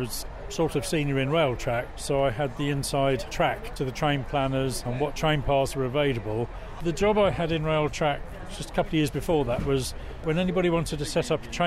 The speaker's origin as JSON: {"language": "English", "town": "Winchester", "region": "South East England", "country": "United Kingdom", "tie": "born or raised there", "said": "I was born in Winchester, so it was my local railway"}